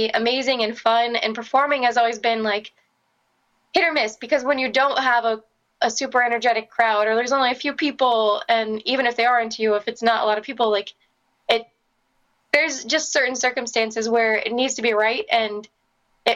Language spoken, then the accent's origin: English; Florida, United States; now in Los Angeles, United States; I'm originally from Florida, and I now live in Los Angeles